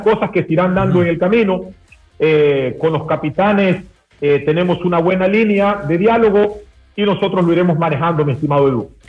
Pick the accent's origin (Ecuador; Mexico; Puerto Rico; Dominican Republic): Ecuador; como ecuatorianos